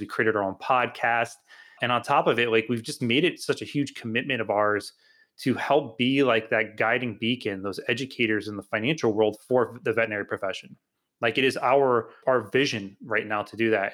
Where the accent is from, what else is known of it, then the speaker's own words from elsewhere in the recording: Homosassa, Florida, United States; also born or lived in New Jersey; I grew up in a small town called Homosassa, Florida.